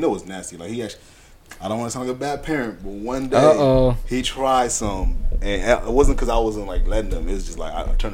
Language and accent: English; San Diego, California, United States; growing up in San Diego